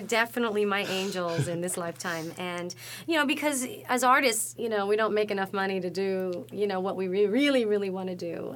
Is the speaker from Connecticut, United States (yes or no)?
no; New York City, New York, United States; I'm from the Bronx